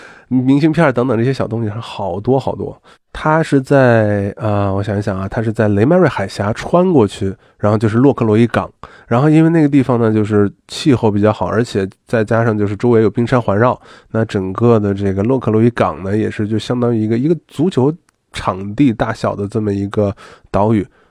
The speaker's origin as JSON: {"language": "Chinese", "country": "China", "said": "但是呢，作为我们中国人来讲啊，就是博物馆简单转一圈，剩下的大家都是去里面采购纪念品了。"}